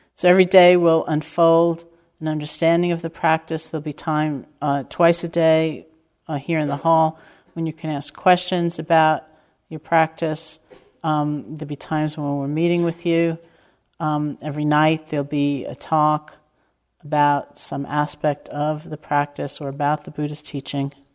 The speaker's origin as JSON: {"language": "English", "region": "New York", "country": "United States", "tie": "born or raised there", "said": "growing up in New York"}